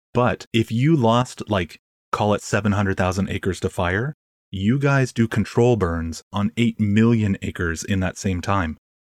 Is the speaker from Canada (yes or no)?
yes; Canada; I'm Canadian.